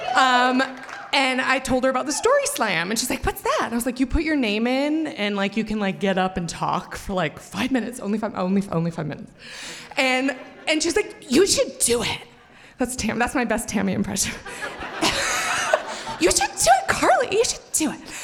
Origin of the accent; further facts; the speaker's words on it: Montana, United States; moved away as an adult; also born or lived in Missoula, Montana; now in Boise, United States; I'm from Montana